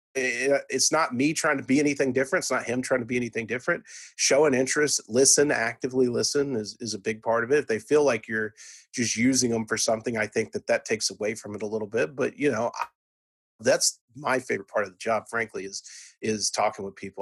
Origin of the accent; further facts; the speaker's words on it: Irving, Texas, United States; I'm from Irving, Texas